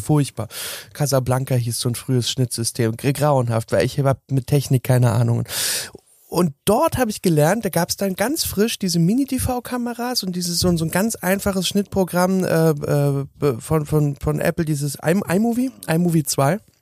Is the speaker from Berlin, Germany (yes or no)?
yes; Berlin, Germany; ich bin 1983 geboren worden in Berlin Lichtenberg